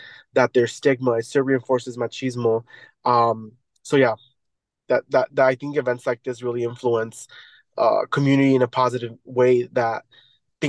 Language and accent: English; Chicago, Illinois, United States; I grew up in Little Village